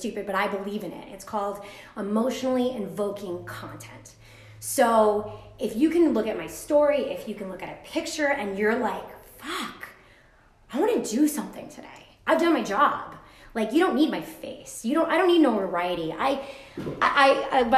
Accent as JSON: {"language": "English", "region": "Hawaii", "country": "United States", "moved": "yes", "lives_now": "Hudson Valley, United States", "said": "I'm originally from Hawaii"}